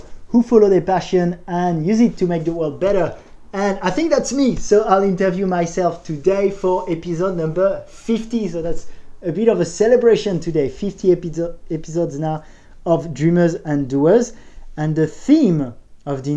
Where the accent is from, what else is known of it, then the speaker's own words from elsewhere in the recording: Paris, Île-de-France, France; I'm from Paris, did a business school